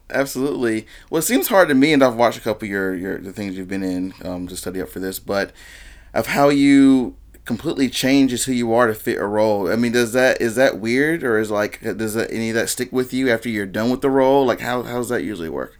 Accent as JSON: {"language": "English", "town": "High Point", "region": "North Carolina", "country": "United States", "tie": "born or raised there", "said": "I grew up right in High Point, um, North, North Main Street area"}